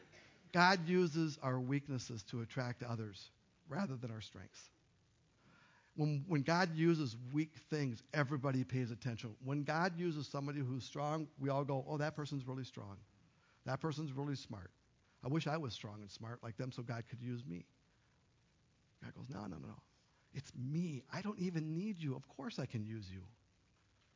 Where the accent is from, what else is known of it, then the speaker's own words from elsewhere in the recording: Duluth, Minnesota, United States; moved away; I moved away from Duluth. Right, from my high school